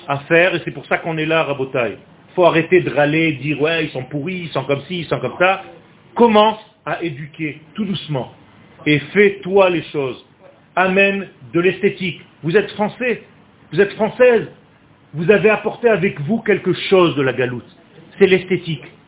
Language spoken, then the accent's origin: French; Israel; je suis né en Israël